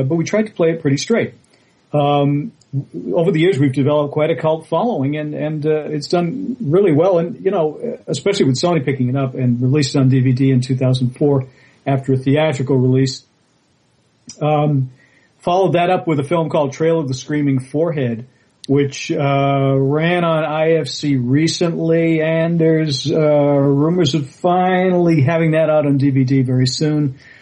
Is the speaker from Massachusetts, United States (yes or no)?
yes; Boston, Massachusetts, United States; I grew up in Boston